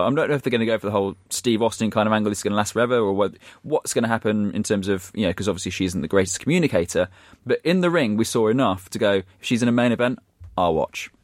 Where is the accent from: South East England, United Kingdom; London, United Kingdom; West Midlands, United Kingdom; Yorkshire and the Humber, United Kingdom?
West Midlands, United Kingdom; Shrewsbury; my hometown team, Shrewsbury